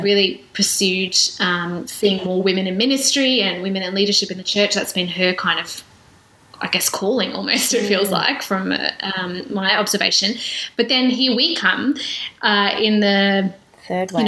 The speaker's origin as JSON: {"language": "English", "region": "South Australia", "country": "Australia", "said": "I'm from South Australia"}